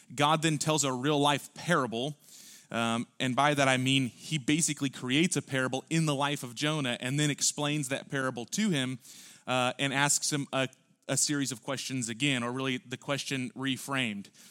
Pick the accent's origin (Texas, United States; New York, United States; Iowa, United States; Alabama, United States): Texas, United States; Houston; we're from Houston